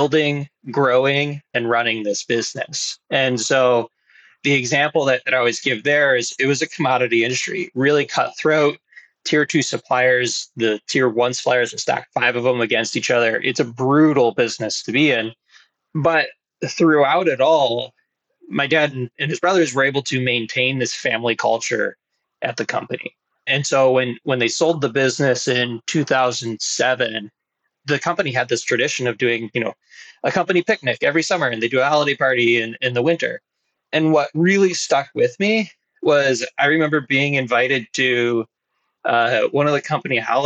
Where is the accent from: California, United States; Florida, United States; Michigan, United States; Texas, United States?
Michigan, United States; Grosse Pointe; I grew up in Grosse Pointe, which is an old money suburb of the Detroit area